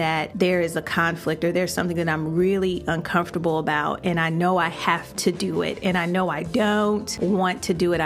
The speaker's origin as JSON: {"language": "English", "town": "Chicago", "region": "Illinois", "country": "United States", "tie": "born or raised there", "moved": "as an adult", "lives_now": "Florida, United States", "said": "When I first moved to Florida, you know, I would come back home to Chicago, my hometown"}